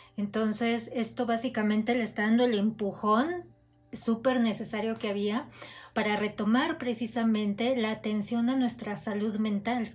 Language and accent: Spanish; Mexico; como mexicanos